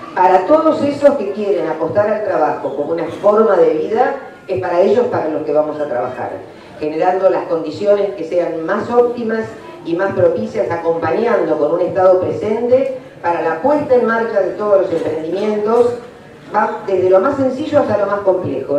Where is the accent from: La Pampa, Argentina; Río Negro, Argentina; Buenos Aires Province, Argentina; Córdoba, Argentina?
Buenos Aires Province, Argentina; La Plata; yo soy de La Plata